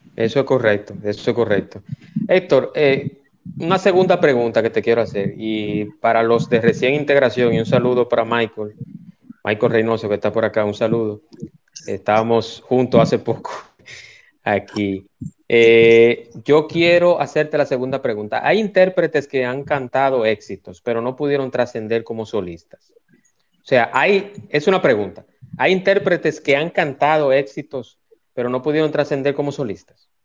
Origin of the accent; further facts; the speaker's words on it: Dominican Republic; como dominicanos